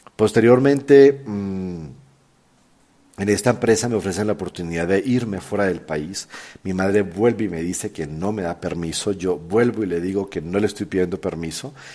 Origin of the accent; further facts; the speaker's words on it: Colombia; moved away as an adult; also born or lived in San Antonio del Chamí, Colombia / Chile / Peru; now in Mexico; soy colombiano de nacimiento, mexicano ya hace casi 20 años que vivo en este país